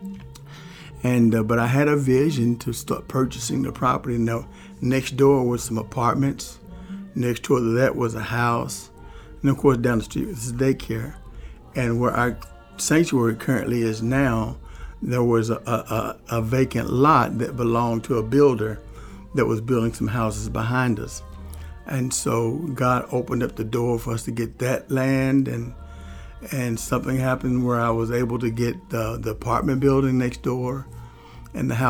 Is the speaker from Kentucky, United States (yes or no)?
yes; Louisville, Kentucky, United States; I grew up on the streets of Louisville